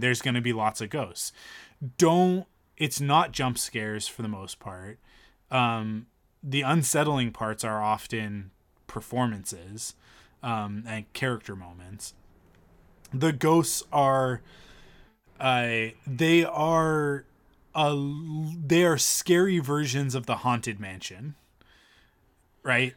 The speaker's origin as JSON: {"language": "English", "town": "Penticton", "region": "British Columbia", "country": "Canada", "tie": "born or raised there", "said": "we grew up in Penticton"}